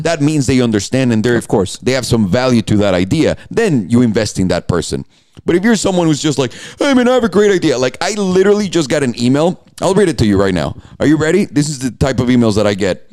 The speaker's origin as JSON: {"language": "English", "country": "Mexico", "said": "In the middle of Mexico, and I'm like, I'm from here."}